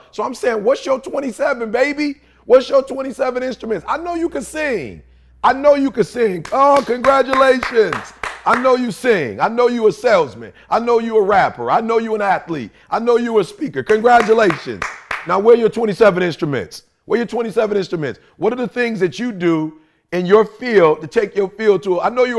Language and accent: English; Detroit, Michigan, United States; because like I said, see, I grew up in Motown.